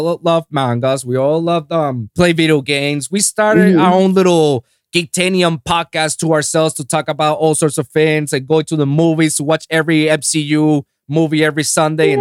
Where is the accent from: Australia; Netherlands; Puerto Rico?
Puerto Rico; English is a second language; moved away as an adult; now in Miami, United States; I was born and raised in Puerto Rico